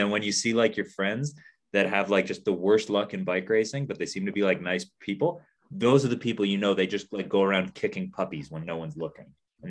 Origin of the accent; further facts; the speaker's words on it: Canada; Yes, I'm from Canada.